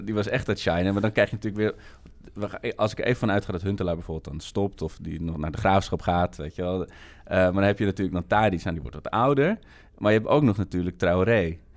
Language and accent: Dutch; Amsterdam, North Holland, Netherlands; ik kom uit Amsterdam